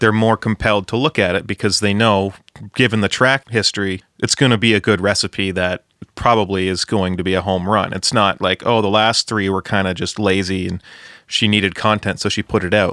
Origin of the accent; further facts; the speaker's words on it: Ontario, Canada; Ontario guy here, a hundred percent.